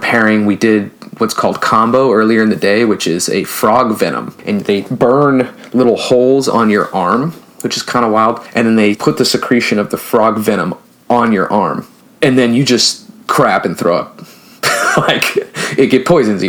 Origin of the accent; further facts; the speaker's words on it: the Bay Area, California, United States; I'm from a big city. I'm from California. I'm from the Bay Area.